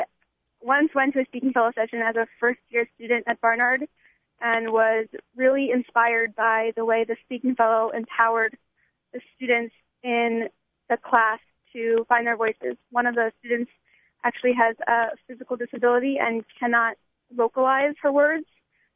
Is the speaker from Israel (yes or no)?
yes; Israel; also born or lived in Florida, United States; now in New York City, United States; I'm originally from Israel, but my family lives in Florida